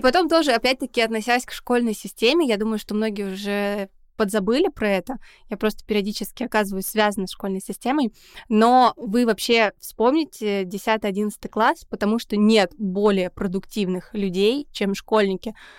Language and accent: Russian; Saint Petersburg, Russia; мы из Санкт-Петербурга